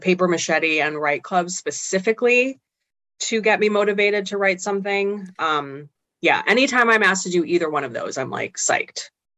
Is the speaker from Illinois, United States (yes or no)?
yes; Chicago, Illinois, United States; born there; also born or lived in Missouri; Can I say that I'm from Chicago if I was born in the city, even if